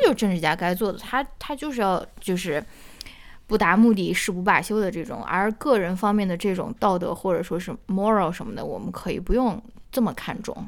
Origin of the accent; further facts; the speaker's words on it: China; 用我们中国人比较熟悉的一个比方来打